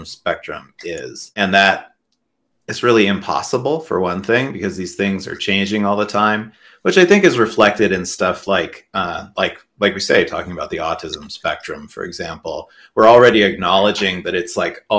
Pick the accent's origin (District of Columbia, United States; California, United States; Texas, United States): California, United States; Southern; also born or lived in Utah; I grew up in Utah and mostly Southern California